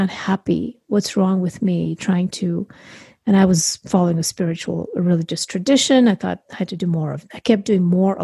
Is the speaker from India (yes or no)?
yes; India; now in United States; I grew up in India